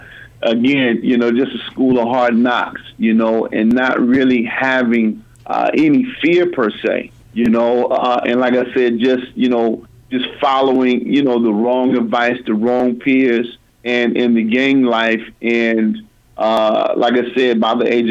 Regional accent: Des Moines, Iowa, United States; I grew up in Des Moines, born in 1974 in Lutheran Hospital.

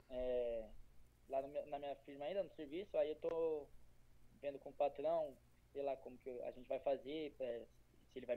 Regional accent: São Paulo, Brazil; Eu sou de São Paulo, capital.

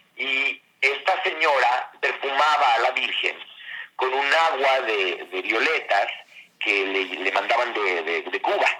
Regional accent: Mexico; also born or lived in France; Como decimos en México

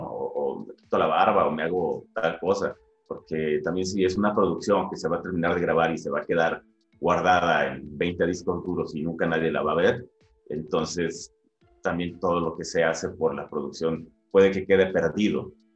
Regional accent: Guadalajara, Jalisco, Mexico; moved away as an adult; also born or lived in Ensenada, Baja California; now in Mexico City, Mexico; me formé en, Guadalajara

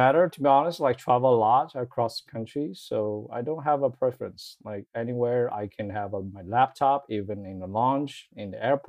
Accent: China; moved away as an adult; now in United States; So my background is, I came from China. I moved to the US about 9 years ago.

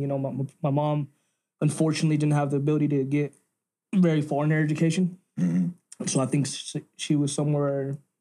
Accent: Denver, Colorado, United States; where I come from. I would say at this point, right when I went to Knapp Elementary

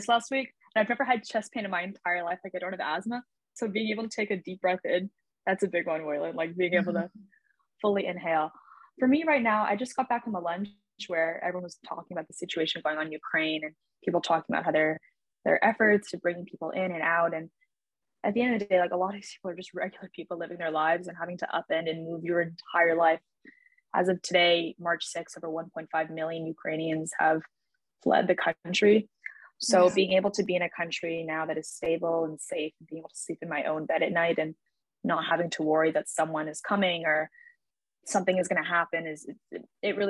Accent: Hong Kong; moved away as an adult; also born or lived in Shanghai, China; now in Paris, France; I was born and brought up in Hong Kong

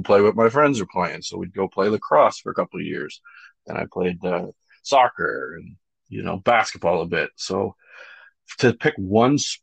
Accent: Whitby, Ontario, Canada; I come from Whitby, or if you know where that is in Durham region

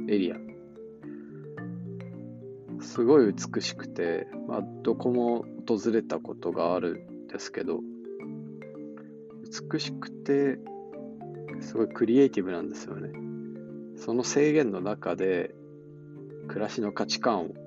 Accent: Japan; 地方なんか、まあ僕、地方、ど田舎出身ですけど、地方なんか創生するもんじゃないというか

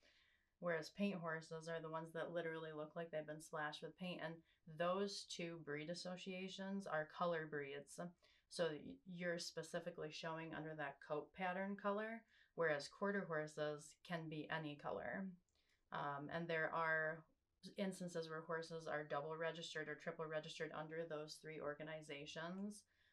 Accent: North Country of upstate New York, United States; I work with Patrick at Arolia, now Saffron. And I grew up in the North Country of upstate New York on a beef farm. And I was raised showing horses and breaking horses and throwing hay and mucking stalls. And my ancestry dates back pre-Revolutionary War.

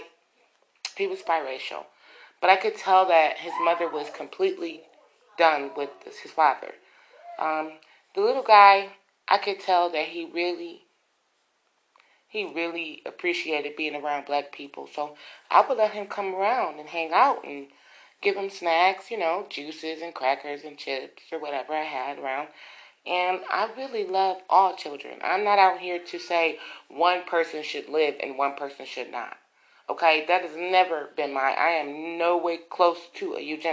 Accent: United States; we still know that we are American women

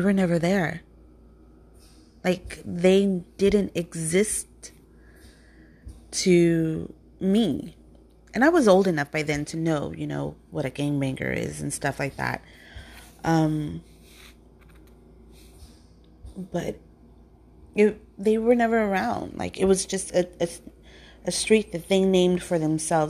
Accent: Compton, California, United States; growing up in Compton as a child

